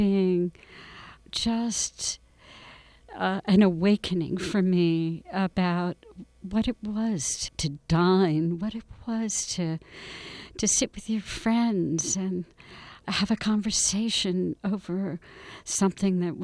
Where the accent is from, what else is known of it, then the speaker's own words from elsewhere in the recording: New Jersey, United States; I grew up in New Jersey in the 50s